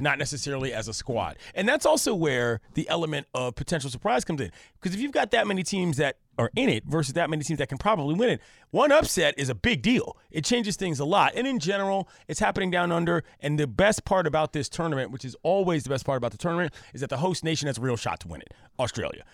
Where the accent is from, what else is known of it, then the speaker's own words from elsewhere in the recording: Washington, District of Columbia, United States; now in California, United States; I come from the East Coast, D C, where the humidity is out of pocket